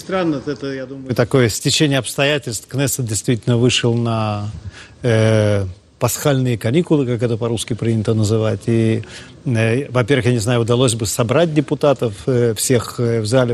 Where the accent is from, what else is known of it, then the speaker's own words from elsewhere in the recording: Ukraine; now in Israel; я родился на Украине